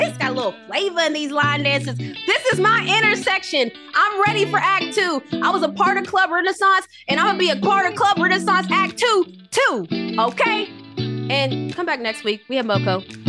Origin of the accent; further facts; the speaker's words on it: West Virginia, United States; Oh, listen, …, y'all know I'm from West Virginia, 304 to 404, and … is coming out with a country album.